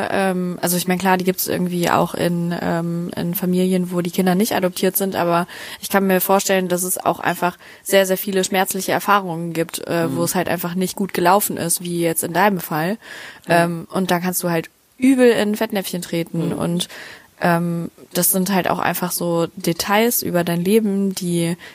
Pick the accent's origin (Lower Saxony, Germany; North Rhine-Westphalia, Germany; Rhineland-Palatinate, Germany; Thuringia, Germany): Rhineland-Palatinate, Germany; Mainz; ja, ich komme aus Mainz.